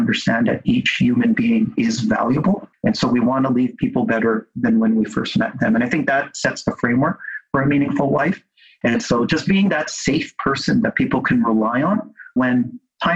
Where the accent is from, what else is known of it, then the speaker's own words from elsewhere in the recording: Vancouver, British Columbia, Canada; I was born and raised in Vancouver by immigrant parents who came from the Philippines.